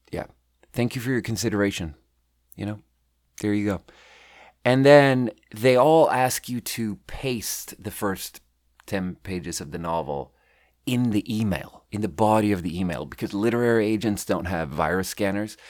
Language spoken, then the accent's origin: English; Sweden; moved away as an adult; also born or lived in Beijing, China / Shanghai, China; now in Pacific Northwest, United States; I was born and raised in Sweden